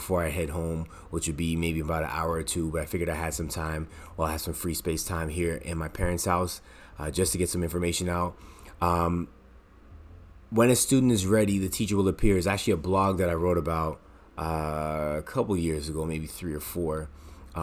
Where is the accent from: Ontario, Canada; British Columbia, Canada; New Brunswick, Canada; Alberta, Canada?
Ontario, Canada; Toronto; moved away as an adult; now in Montreal, Canada; I was born in Montreal, Quebec. I moved when I was 3 years old to Toronto, lived here for 20 years, and I moved back in 2008.